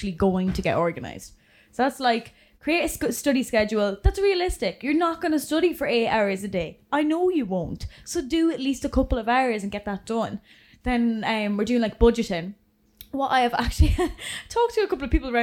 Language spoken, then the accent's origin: English; England, United Kingdom; now in Ireland; I'm from England